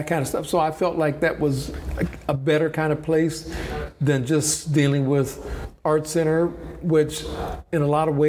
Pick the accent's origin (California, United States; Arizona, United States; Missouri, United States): California, United States; Los Angeles; moved away as an adult; also born or lived in Ohio / San Francisco / Florida; My parents decided that they wanted to improve their lives, so they moved to California, Los Angeles